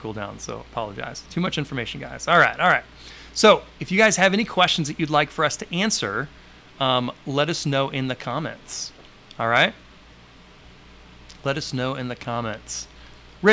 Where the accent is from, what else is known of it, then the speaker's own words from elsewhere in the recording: Santa Rosa Beach, Florida, United States; here in my hometown of Santa Rosa Beach, Florida